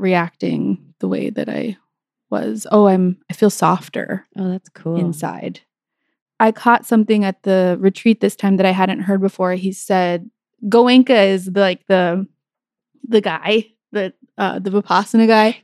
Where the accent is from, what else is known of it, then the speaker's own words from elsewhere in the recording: New Mexico, United States; I grew up in New Mexico